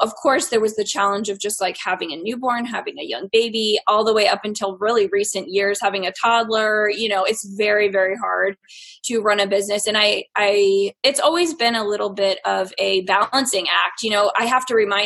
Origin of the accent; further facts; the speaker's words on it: East Coast, United States; now in Nebraska, United States; I am from the East Coast, but currently living in Nebraska. We have lived in a lot of different places in the past few years, so I've kind of bounced all around